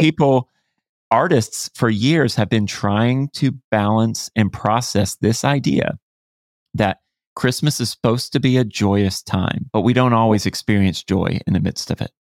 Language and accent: English; Florida, United States; I grew up in Florida, you know, it's hot here